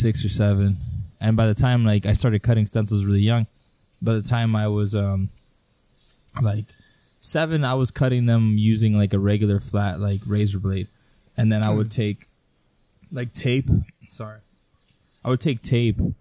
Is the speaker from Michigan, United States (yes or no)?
no; El Centro, California, United States; also born or lived in Calexico; pretty much born and raised in El Centro.